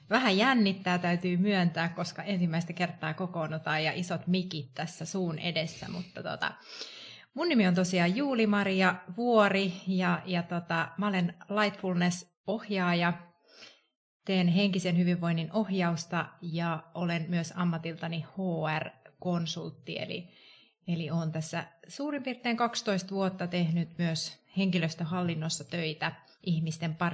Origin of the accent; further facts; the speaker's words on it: Tampere, Pirkanmaa, Finland; moved away as an adult; now in Helsinki, Finland; Mä olen alun perin Tampereelta kotoisin, ei ehkä aksentissa, aksentissa kuulu, mutta tota, olen tota, ehkä 12 vuotta sitten tänne Helsinkiin työn perässä muuttanut